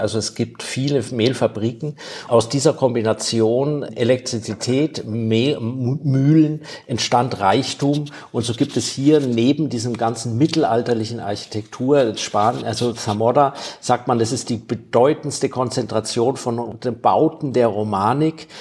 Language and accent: German; Germany; now in Spain; für mich als Deutscher war das schwierig, ich habe einen deutschen Pass noch